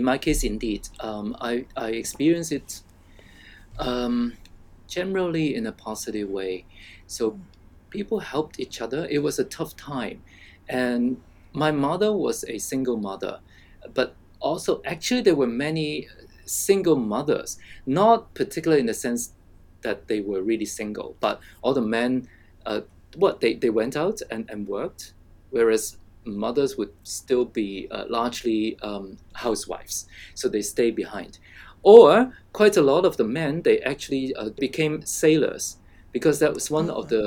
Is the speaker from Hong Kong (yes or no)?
yes; Hong Kong; I grew up in what we call resettlement estate in Hong Kong.